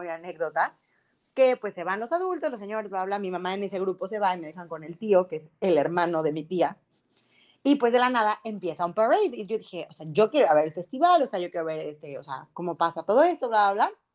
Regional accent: Mexico; nosotros como mexicanos

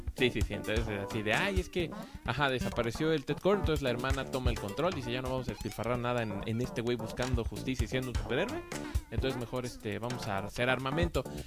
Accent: Mexico; Siendo mexicanos como somos

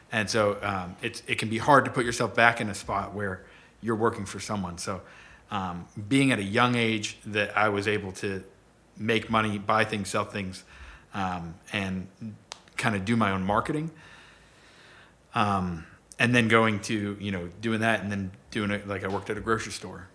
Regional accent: Orange County, California, United States; now in Pittsburgh, United States; I was born in Orange County, California

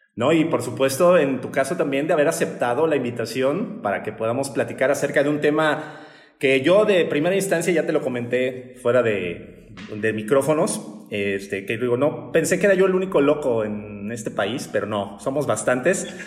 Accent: Mexico; estos paradigmas que tenemos como sociedad mexicana

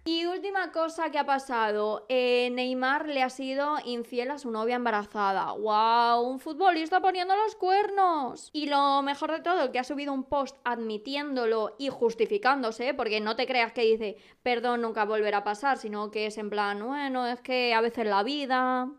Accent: Madrid, Community of Madrid, Spain; nunca tan orgullosa de ser madrileña

